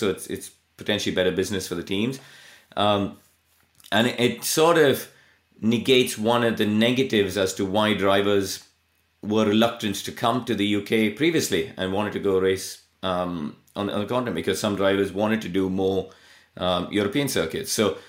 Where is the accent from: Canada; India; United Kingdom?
India; look, I came from India and I went and stood in the paddock in Pembrey and hugged the tea urn because my hands were too cold to drive the car.